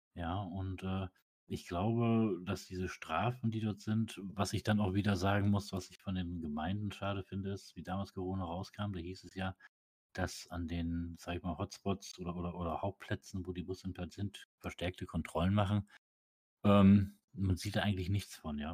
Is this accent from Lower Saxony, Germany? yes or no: yes; Osnabrück, Lower Saxony, Germany; ich komme ja aus Osnabrück